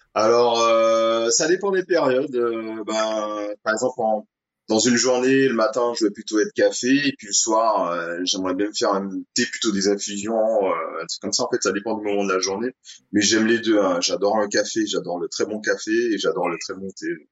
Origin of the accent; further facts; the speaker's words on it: Saint-Esprit, Martinique; j'ai grandi au Saint-Esprit qui est deux villes en dessous du Lamentin